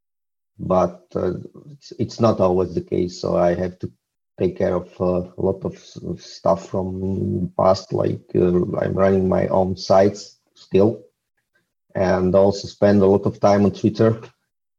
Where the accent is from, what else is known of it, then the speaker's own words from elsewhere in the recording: Slovakia; I'm a solopreneur from Slovakia. It's located in Central Europe